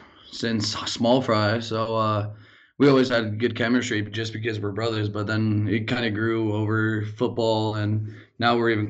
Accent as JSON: {"language": "English", "town": "Helena", "region": "Montana", "country": "United States", "tie": "born or raised there", "said": "I was born in Helena. I've lived here my whole entire life."}